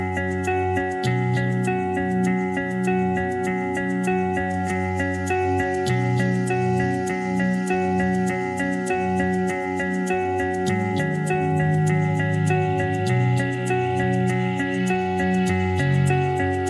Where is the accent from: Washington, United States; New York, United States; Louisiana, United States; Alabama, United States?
Louisiana, United States; South; I'm from South Louisiana, so we tell a lot of Boudreaux jokes here.